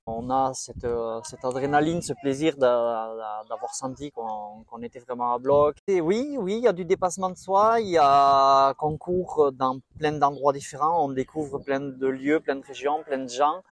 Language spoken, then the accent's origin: French; Boucau, Nouvelle-Aquitaine, France; je viens du Boucou, un petit village euh, juste à côté de Bayonne